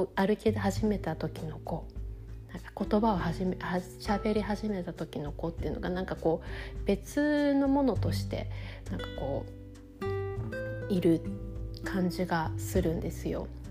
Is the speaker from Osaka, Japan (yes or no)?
no; Sapporo, Hokkaido, Japan; now in New York, United States; 私は札幌出身でうちの両親とも札幌に住んでいます